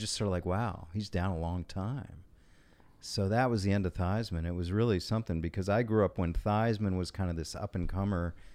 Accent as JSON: {"language": "English", "town": "Washington", "region": "District of Columbia", "country": "United States", "tie": "born or raised there", "said": "I grew up in Washington, D C, born and raised"}